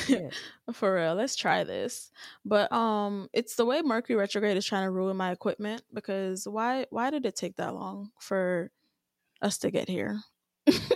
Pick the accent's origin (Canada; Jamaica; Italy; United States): Jamaica; I'm Jamaican as hell.